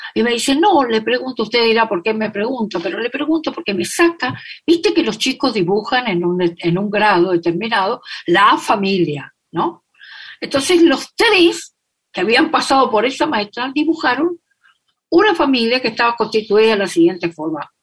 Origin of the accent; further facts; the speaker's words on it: Corrientes, Argentina; Yo nací en la ciudad de Corrientes, en la capital de la provincia de Corrientes